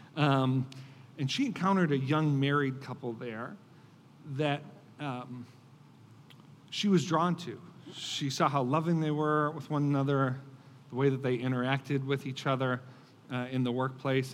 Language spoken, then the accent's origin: English; Buffalo, New York, United States; I grew up in Buffalo, New York, uh, in the Rust Belt